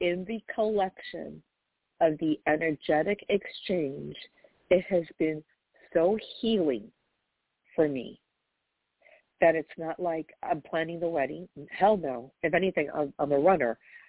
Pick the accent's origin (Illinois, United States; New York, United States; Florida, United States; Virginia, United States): New York, United States; I just Googled, I'm from New York, this is confusing me